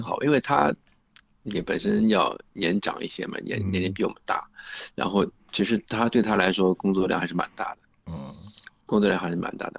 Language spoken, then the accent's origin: Chinese; Shanghai, China; accent: Shanghainese; 因为我们就是上海人呀